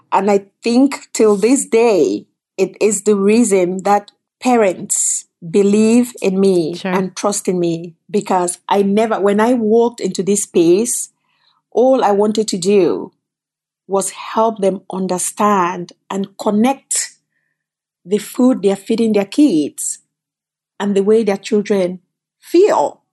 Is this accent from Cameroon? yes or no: yes; Cameroon; moved away as an adult; also born or lived in Canada; now in United States